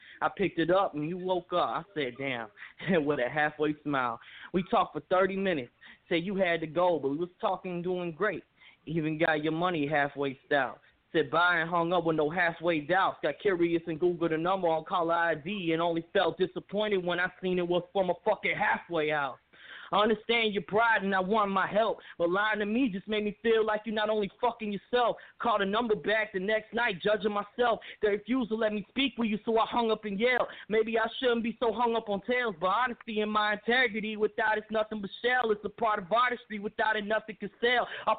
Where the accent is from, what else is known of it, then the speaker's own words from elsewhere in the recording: Memphis, Tennessee, United States; How you doing? … I'm from Memphis, Tennessee. I'm a hip-hop artist.